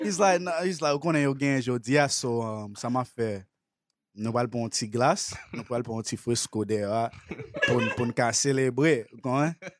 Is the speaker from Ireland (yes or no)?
no; Haiti; growing up in Haiti, you know what I'm saying? There's not really a lot to do, but, like, especially when you're a kid